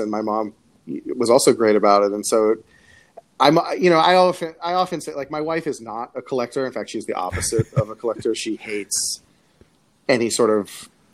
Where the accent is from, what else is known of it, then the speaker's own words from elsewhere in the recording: Coral Springs, Florida, United States; I'm from Coral Springs, Florida, which is uh, a little bit north of Fort Lauderdale. But I say Fort Lauderdale because I went to high school near Fort Lauderdale